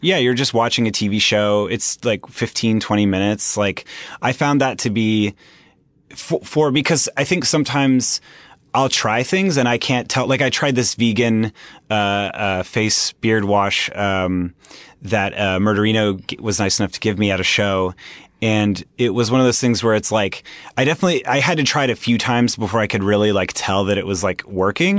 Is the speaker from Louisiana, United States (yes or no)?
no; Anaheim, California, United States; I grew up in Anaheim Hills, California, which is, um, in Orange County